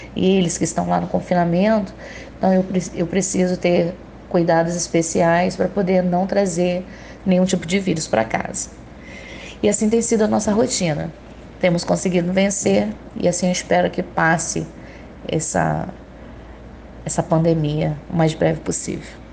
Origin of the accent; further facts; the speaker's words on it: Itaguaí, Rio de Janeiro, Brazil; eu sou de Itaguaí, Rio de Janeiro